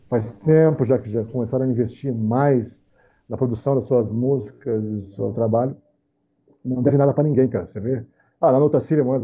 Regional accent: Brazil; E, inclusive, nós somos brasileiros para começar, né, cara?

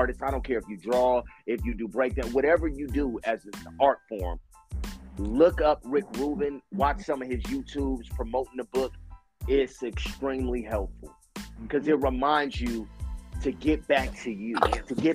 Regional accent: Los Angeles, California, United States; me being born and raised in South Central Los Angeles

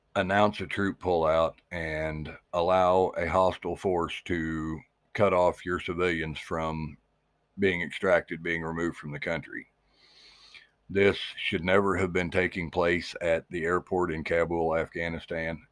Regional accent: Missouri, United States; my home state of Missouri

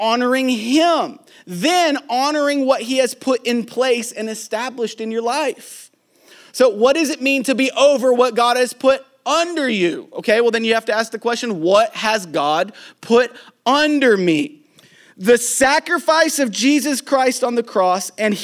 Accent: Tennessee, United States; I was raised in Tennessee, Pentecostal church

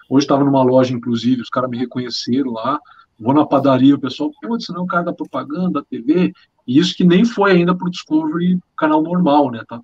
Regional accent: Pato Branco, Paraná, Brazil; also born or lived in Amazon; Eu sou de Pato Branco, vivi muito tempo na Amazônia, servi o Exército Brasileiro, sou piloto de avião

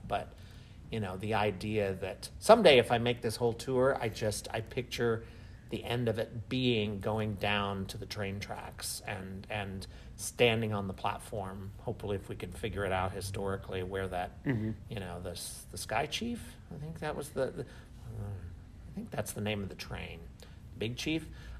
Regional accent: Kansas City, Missouri, United States; moved away; growing up in Kansas City

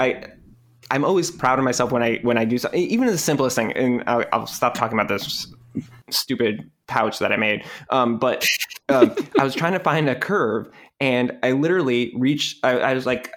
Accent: Rochester, New York, United States; I grew up in upstate New York, Rochester, New York.

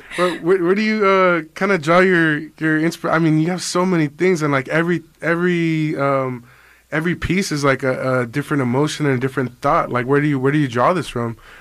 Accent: Culiacan, Sinaloa, Mexico

